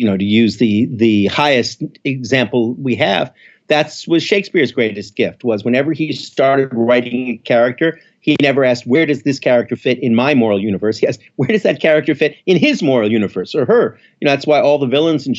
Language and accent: English; Montreal, Quebec, Canada; moved away as an adult; also born or lived in Philadelphia; now in New York, United States; Not born in Philadelphia, as it happens, but grew up in Montreal